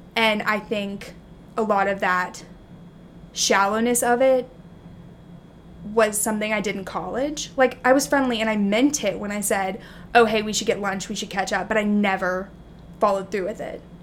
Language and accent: English; Alabama, United States; also born or lived in Texas; now in New York, United States; I grew up in Alabama